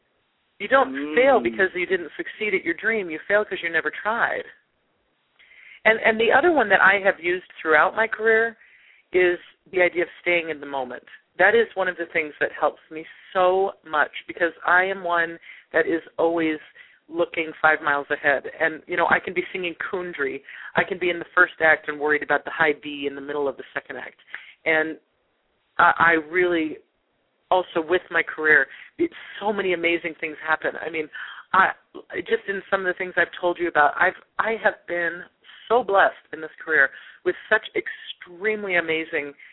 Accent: Loveland, Colorado, United States; as a little girl growing up in Loveland, Colorado, which is a little town about an hour north of Denver

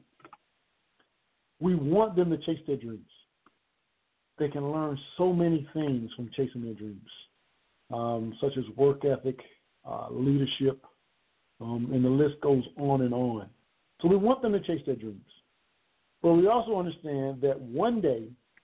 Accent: Conway, South Carolina, United States; Down in Conway, South Carolina, which is my hometown

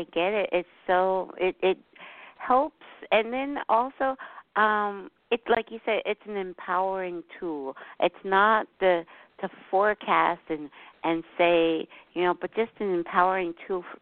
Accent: Newark, New Jersey, United States; accent: Jersey; I was born on the east coast of the United States.

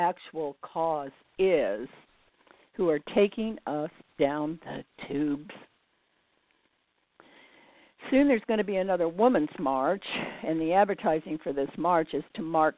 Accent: United States; I was born in the United States during the Great Depression

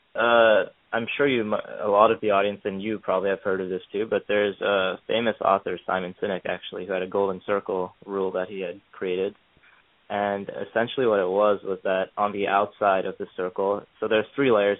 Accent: Pennsylvania, United States; moved away as an adult; now in New York, United States; I grew up in Pennsylvania, a small town, and I'm currently in school in New York at uh, Cornell.

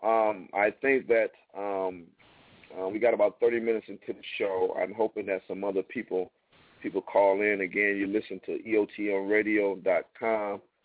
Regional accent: Toledo, Ohio, United States; now in Atlanta, United States; my hometown, Toledo, Ohio

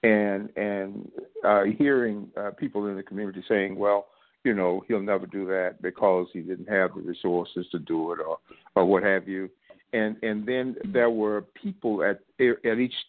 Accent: South Alabama, United States; I grew up poor in South Alabama.

